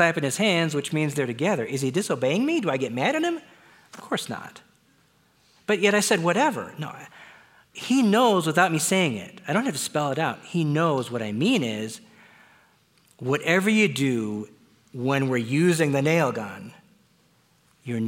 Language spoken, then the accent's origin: English; Wisconsin, United States; I was born in Wisconsin.